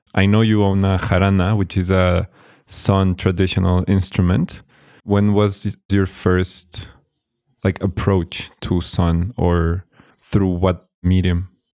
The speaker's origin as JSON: {"language": "English", "town": "Tequisquiapan", "region": "Querétaro", "country": "Mexico", "tie": "born or raised there", "said": "we are here in Tequisquiapan. I'm super happy that you're here in this, like, place where I grew up, my hometown."}